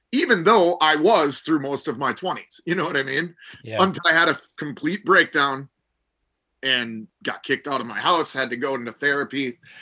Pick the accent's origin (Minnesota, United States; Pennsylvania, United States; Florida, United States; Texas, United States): Minnesota, United States; Minneapolis; Growing up in Minneapolis